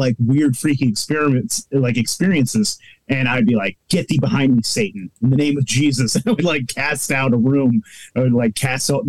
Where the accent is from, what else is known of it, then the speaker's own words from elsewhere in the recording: Eureka, California, United States; now in Portland, United States; I grew up in the Pacific Northwest, specifically in Northern California, Eureka, California